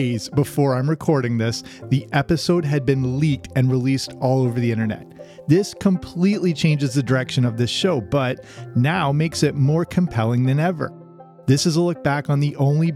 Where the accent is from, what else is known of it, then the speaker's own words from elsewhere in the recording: Canada; I grew up in Canada